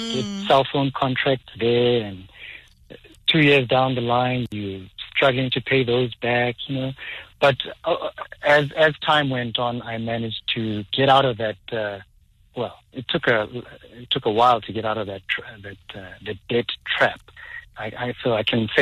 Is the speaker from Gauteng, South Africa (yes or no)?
yes; Soweto, Gauteng, South Africa; I was born and raised in Soweto.